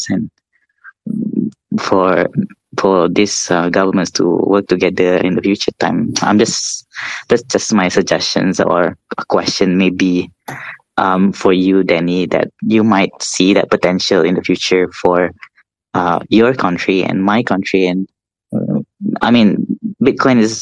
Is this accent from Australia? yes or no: no; East Malaysia, Malaysia; now in Kuala Lumpur, Malaysia; I'm from East Malaysia, but I live in West, in KL, I'm in Kuala Lumpur. East Malaysia is where I'm coming from. That's where my families are